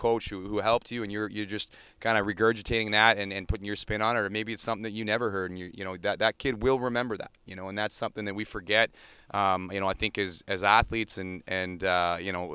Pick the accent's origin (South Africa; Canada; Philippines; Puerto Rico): Canada; Langley, British Columbia; also born or lived in Sunshine Coast, British Columbia; now in Ontario, Canada; We moved from the Sunshine Coast, my family, when I was I guess about 8 or 9 years old. We moved to Langley, BC